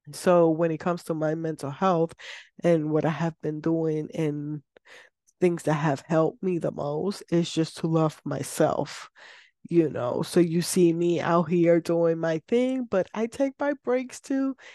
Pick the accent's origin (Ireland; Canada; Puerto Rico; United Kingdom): Puerto Rico; I am from Puerto Rico